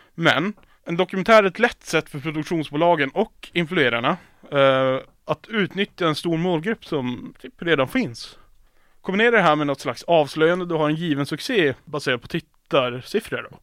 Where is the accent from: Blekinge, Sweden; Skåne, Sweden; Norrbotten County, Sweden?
Norrbotten County, Sweden; Piteå; moved away; jag och mina vänner hemma i Piteå